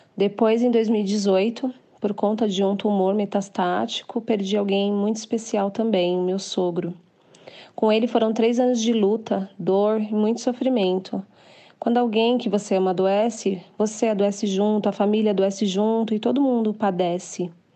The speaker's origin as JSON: {"language": "Portuguese", "region": "São Paulo", "country": "Brazil", "said": "sou de São Paulo capital"}